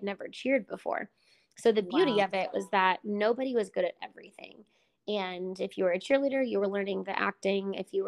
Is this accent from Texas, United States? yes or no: yes; Dallas, Texas, United States; growing up in Dallas, you're kind of forced to be a Cowboys fan